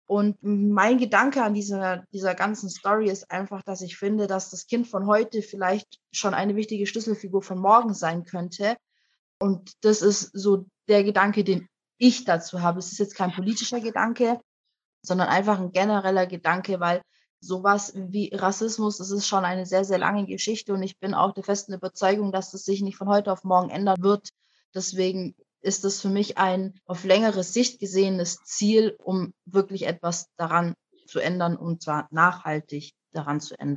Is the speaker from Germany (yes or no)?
yes; Germany; ich komme nicht aus Afrika, ich komme aus Deutschland.